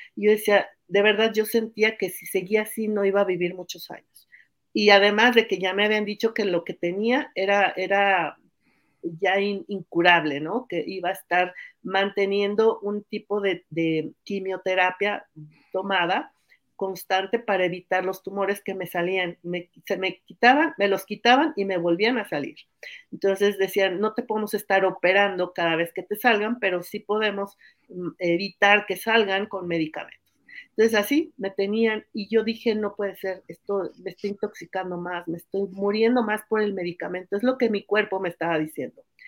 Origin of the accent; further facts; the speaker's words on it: Mexico City, Mexico; moved away as an adult; also born or lived in Oaxaca; Nací hace 57 años en la Ciudad de México